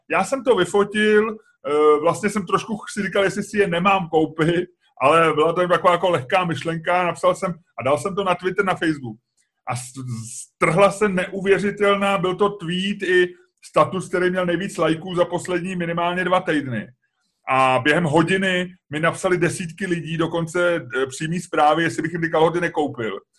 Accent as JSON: {"language": "Czech", "country": "Czechia", "said": "jsme z Česka"}